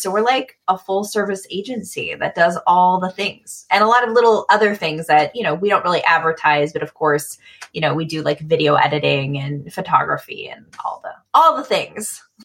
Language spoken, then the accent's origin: English; Michigan, United States; moved away as an adult; also born or lived in Midwest; now in Eugene, United States; I'm from Michigan initially and lived a lot of my life in the Midwest and then mm-hmm. moved to the West Coast